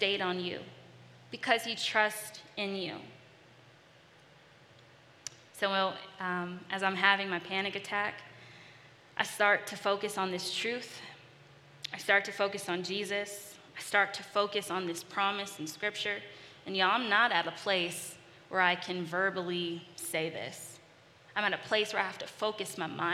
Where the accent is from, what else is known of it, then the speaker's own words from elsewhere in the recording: California, United States; moved away; also born or lived in Los Angeles; I'm from California. I lived in Los Angeles